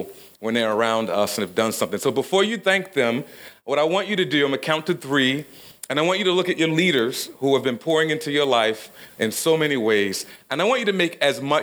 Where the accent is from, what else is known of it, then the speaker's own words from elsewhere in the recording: Baltimore, Maryland, United States; I grew up in South Baltimore in a pretty poor neighborhood, something they call a project.